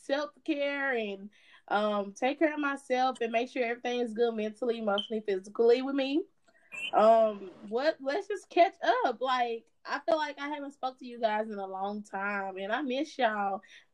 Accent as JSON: {"language": "English", "town": "Fort Worth", "region": "Texas", "country": "United States", "tie": "born or raised there", "moved": "yes", "said": "I finally moved back to my hometown, Fort Worth. Yes, Funky Town."}